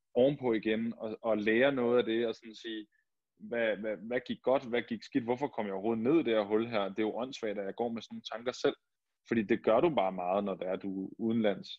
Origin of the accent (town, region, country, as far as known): Denmark; moved away as an adult; also born or lived in Barcelona / Hamburg / Hannover